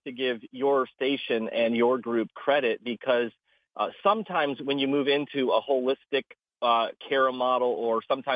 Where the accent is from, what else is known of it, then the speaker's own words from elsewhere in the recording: Midwest, United States; moved away as an adult; also born or lived in South Dakota; now in Kissimmee, United States; I grew up in the Midwest.